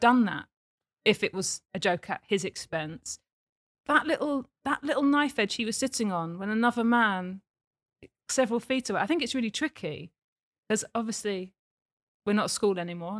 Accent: Watford, East of England, United Kingdom; also born or lived in Essex; I grew up in Watford

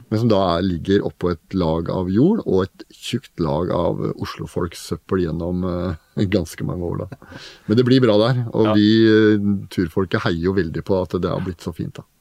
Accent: Oslo, Norway; Jeg vokste opp i Oslo på Oppsal og Bøler

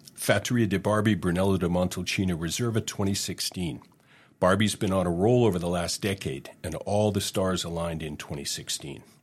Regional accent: Hamilton, Ontario, Canada; moved away as an adult; also born or lived in Germany; I grew up in Hamilton, Ontario, uh, which is a steel town.

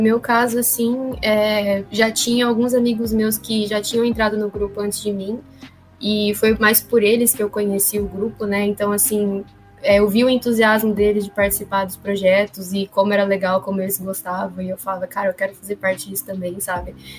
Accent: Araçatuba, São Paulo, Brazil; moved away; also born or lived in Ilha Solteira; eu sou de Aracatuba, né? Mas né, faço faculdade lá em Ilha

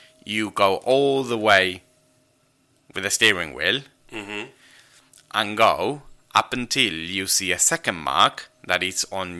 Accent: Argentina; English is a second language; in order to pass your driving test in Argentina, particularly in my hometown, you have to parallel park

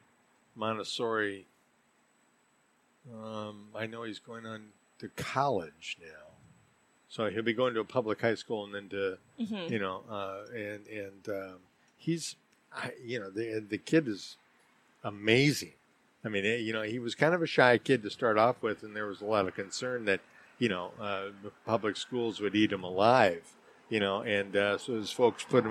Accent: Minnesota, United States; I grew up in Minnesota

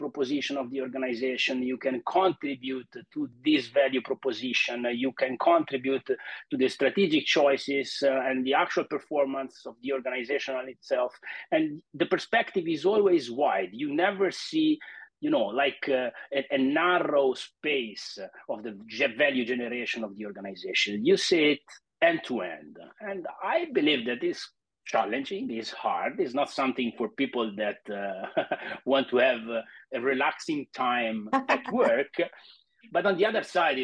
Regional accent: Italy; also born or lived in Florence; I'm 48 and I'm from Italy. Actually, now I'm talking to you from Milan, but actually my home base is Florence, so in the center of the country.

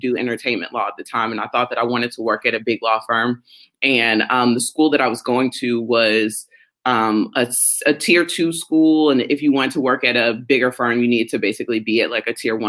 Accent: Cleveland, Ohio, United States; Cleveland is the home of greatness. I love my hometown.

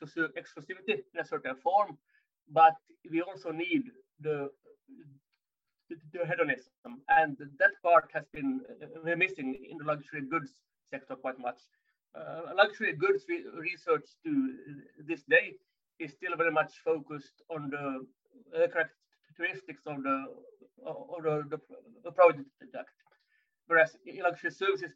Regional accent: Finland; moved away as an adult; now in France; I'm originally from Finland, based in France since 10 and a half years

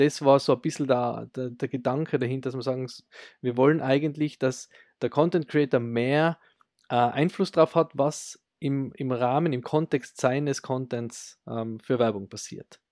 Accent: Austria; bei uns in Österreich

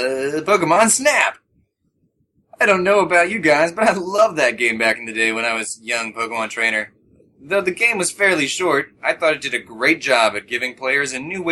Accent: Minnesota, United States; I'm from Minnesota, and it's cold right now.

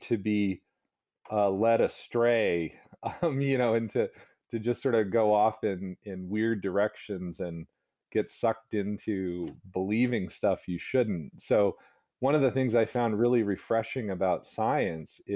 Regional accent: Northern Virginia, United States; also born or lived in New Hampshire / Massachusetts; now in Rhode Island, United States; I was brought up in Northern Virginia

